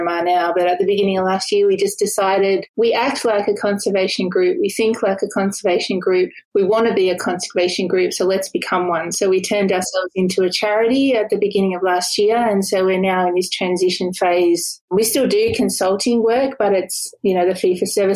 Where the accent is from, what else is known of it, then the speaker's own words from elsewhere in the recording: Sydney, New South Wales, Australia; I grew up not very far from where I live now, about 5 minutes from here